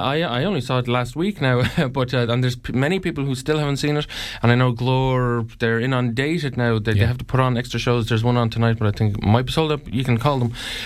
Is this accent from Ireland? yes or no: yes; Ireland